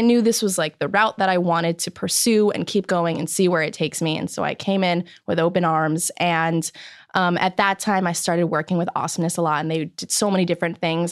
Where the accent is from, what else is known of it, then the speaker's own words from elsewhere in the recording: Chicago, Illinois, United States; now in Los Angeles, United States; I'm from Chicago